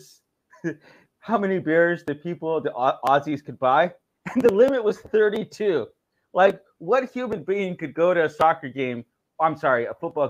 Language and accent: English; Bakersfield, California, United States; born or raised there